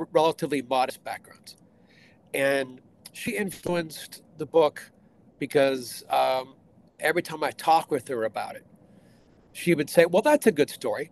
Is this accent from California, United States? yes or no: yes; Bakersfield, California, United States; moved away as an adult; now in Iowa, United States; I'm originally from California, grew up in Bakersfield, California.